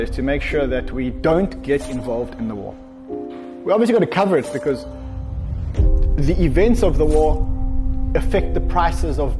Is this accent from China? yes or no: no; Israel; I was born in Israel.